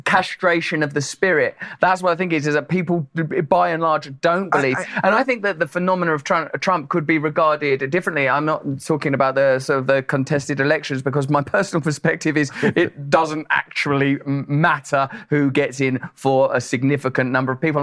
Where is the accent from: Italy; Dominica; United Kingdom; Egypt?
United Kingdom; Essex, East of England; I'm from Essex, which is the New Jersey of my country